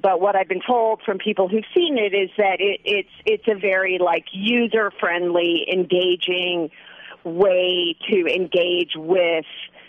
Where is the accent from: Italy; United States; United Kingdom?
United States; Central Valley, California; I'm from California. My father was a legislator in Sacramento. I'm from the Central Valley.